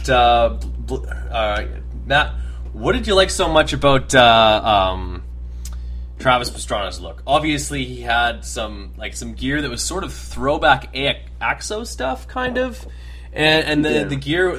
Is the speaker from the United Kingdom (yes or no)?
no; Canada; I'm from Canada